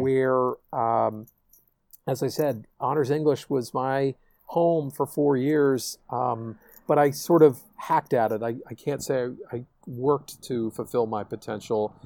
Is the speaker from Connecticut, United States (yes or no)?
yes; Darien, Connecticut, United States; growing up in Darien, Connecticut